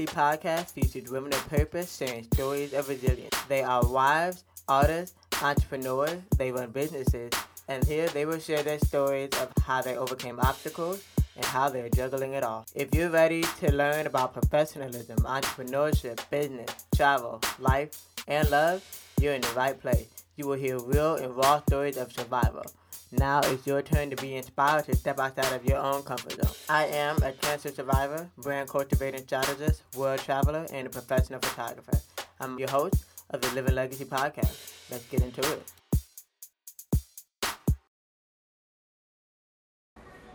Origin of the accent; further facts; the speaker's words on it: Tampa, Florida, United States; I grew up in Tampa. I started high school in Tampa and then finished high school in Florida, Florida.